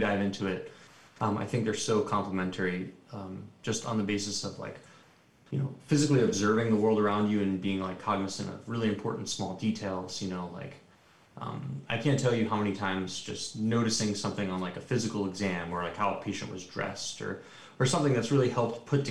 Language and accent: English; New York, United States; now in Los Angeles, United States; I am a New Yorker